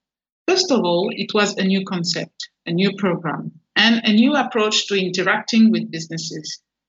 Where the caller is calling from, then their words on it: Port Vila, Shefa, Vanuatu; I'm in Port Vila in the Vanuatu Chamber of Commerce and Industry office.